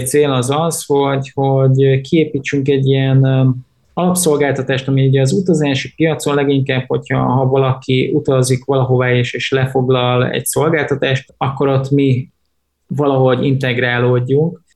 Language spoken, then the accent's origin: Hungarian; Hungary